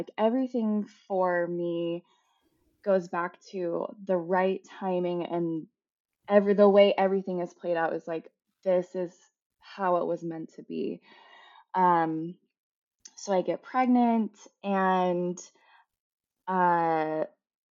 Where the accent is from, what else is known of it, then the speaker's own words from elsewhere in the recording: Salt Lake City, Utah, United States; I was born and raised in Salt Lake